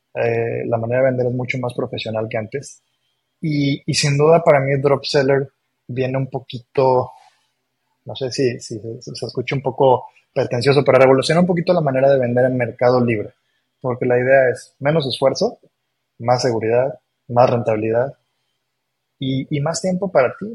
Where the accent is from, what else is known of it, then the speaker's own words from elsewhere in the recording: Mexico; also born or lived in Argentina; nací en Argentina, pero yo toda mi vida viviendo en México. Soy más mexicano que el nopal